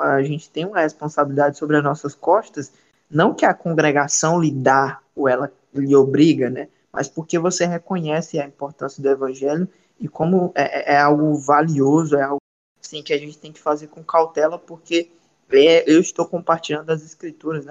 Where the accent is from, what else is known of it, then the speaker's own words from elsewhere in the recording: Ceará, Brazil; now in Belém, Brazil; sou natural do Ceará, certo? Sou cearense, não sou paraense